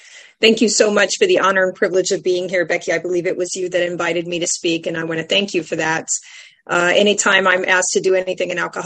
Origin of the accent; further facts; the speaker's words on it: San Antonio, Texas, United States; I come from San Antonio, Texas